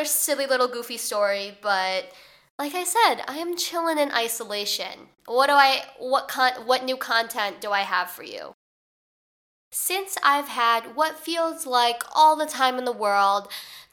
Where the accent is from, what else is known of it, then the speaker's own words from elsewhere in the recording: Chicago, Illinois, United States; moved away as an adult; now in New York, United States; I'm from Chicago, like I'm from the Chicagoland area, so I'm used to snow.